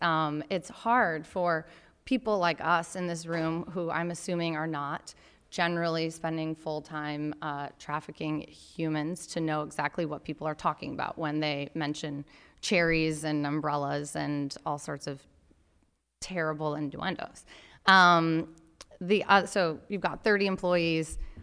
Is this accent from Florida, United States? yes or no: no; Grand Rapids, Michigan, United States; from my hometown of Grand Rapids, Michigan.